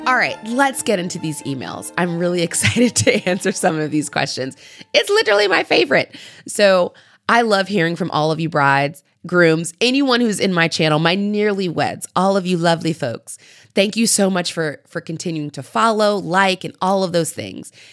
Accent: United States; I am an American

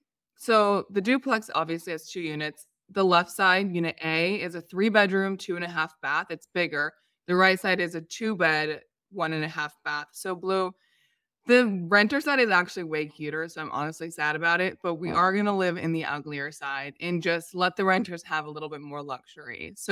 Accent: San Diego, California, United States; However, it's cheaper than San Diego. I'm from San Diego.

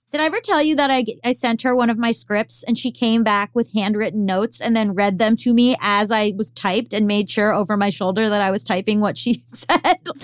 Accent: Florida, United States; moved away as an adult; also born or lived in Boston; I'm from Florida. And so, until for 18 years of my life, until I went to college in Boston

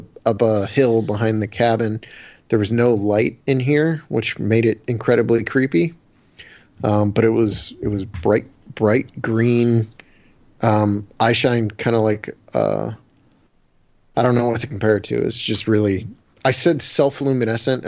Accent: Canton, Ohio, United States; I'm not a city boy, but I'm from Ohio

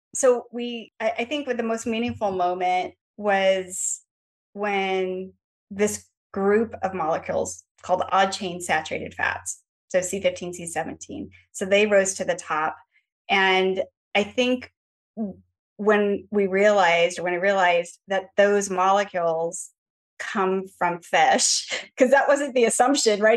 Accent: Los Angeles, California, United States; also born or lived in Atlanta, Georgia; now in San Diego, United States; I grew up in Los Angeles and Chatsworth.

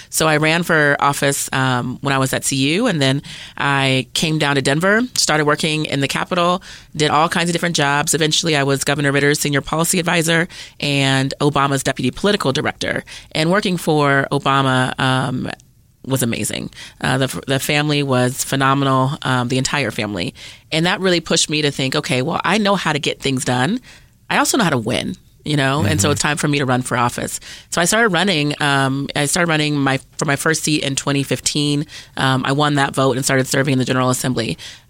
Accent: Germany; born there; also born or lived in Colorado Springs, United States; My mom was in the Army, so I was actually born in Germany.

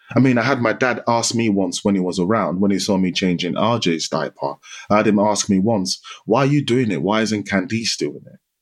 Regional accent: Nigeria; moved away; I grew up in Nigeria. So I spent half my life in Nigeria, and it was a typical Nigerian Yoruba household.

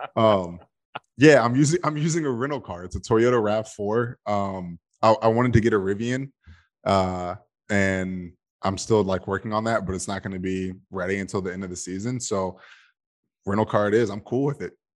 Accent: Georgia, United States; born and raised in Georgia

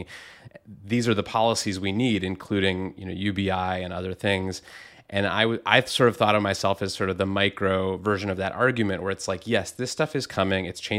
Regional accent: Rust Belt, United States; Yeah, I grew up in the Rust Belt. My, you know, county was one where there had been a lot of steel plants, and those closed up in the, you know, 70s, 80s, 90s

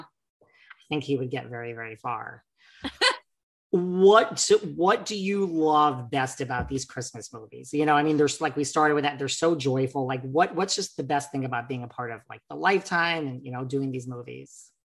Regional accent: New York, United States; I am from New York

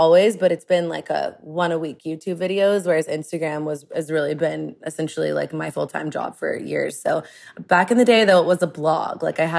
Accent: Austin, Texas, United States; But I grew up in Austin. And when I grew up in Austin back in the day, there was not a lot of diversity here. I'm Lebanese and I was pretty much the diversity

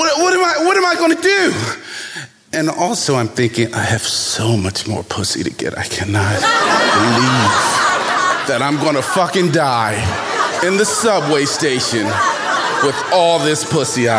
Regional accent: Baltimore, Maryland, United States; born or raised there

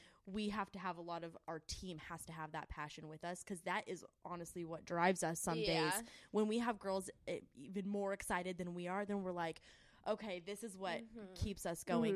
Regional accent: Reno, Nevada, United States; moved away as an adult; I'm from Reno

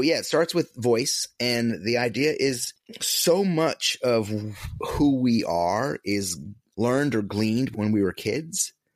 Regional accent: upstate New York, United States; moved away as an adult; a little small upstate, upstate New York hometown

